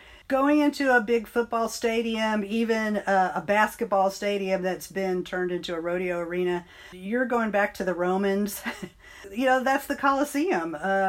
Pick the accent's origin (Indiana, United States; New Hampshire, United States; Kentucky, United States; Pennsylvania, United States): Kentucky, United States; Bowling Green; also born or lived in Ohio; I was born in Ohio. My dad was in the military, and then he went to graduate school, and we ended up in Bowling Green, Kentucky, where I did most of my schooling